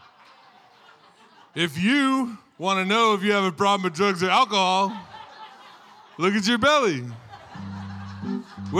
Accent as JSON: {"language": "English", "town": "Olympia", "region": "Washington", "country": "United States", "said": "I'm from Olympia, Washington"}